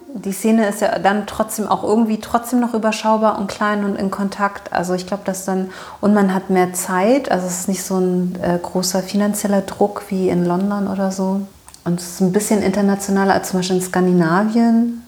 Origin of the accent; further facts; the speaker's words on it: Berlin, Germany; Ich bin in Berlin aufgewachsen